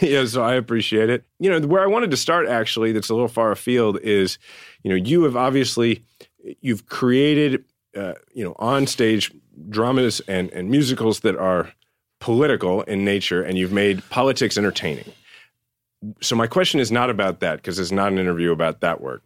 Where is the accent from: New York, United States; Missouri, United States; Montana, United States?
Missouri, United States; Kansas City; I live in my hometown, Kansas City, with my wife, Diana, and my son, True